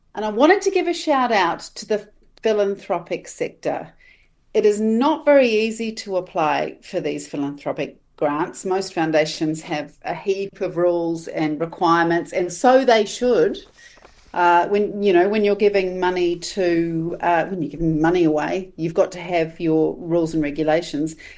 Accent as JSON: {"language": "English", "country": "Australia", "moved": "yes", "lives_now": "New Zealand", "said": "as an Australian"}